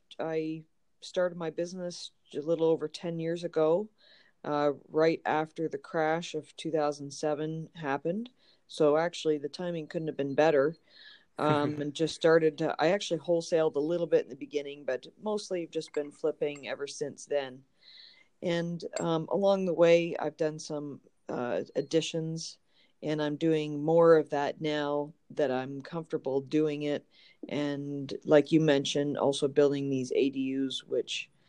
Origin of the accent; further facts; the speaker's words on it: Canada; moved away as an adult; now in Los Angeles, United States; I was born and raised in Canada, and I moved about 12 years ago.